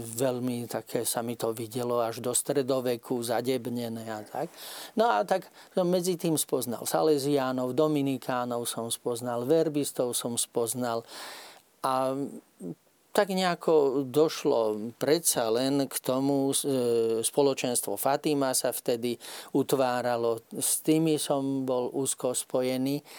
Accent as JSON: {"language": "Slovak", "town": "Nové Mesto nad Váhom", "region": "Trenčín Region", "country": "Slovakia", "said": "ja pochádzam z Nového mesta nad Váhom"}